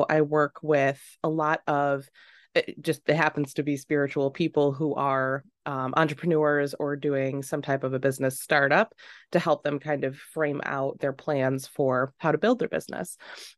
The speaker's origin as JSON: {"language": "English", "town": "Rochester", "region": "New York", "country": "United States", "tie": "born or raised there", "said": "I worked at this small grocery store in Macedon, New York, called PNC. And I grew up just outside of Rochester."}